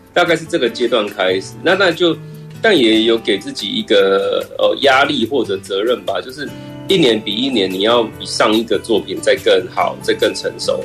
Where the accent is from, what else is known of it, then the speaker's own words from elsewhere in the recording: Chiayi, Chiayi County, Taiwan; also born or lived in Taipei; 我就是嘉义土生土长的小孩，嗯。那我一九八四年生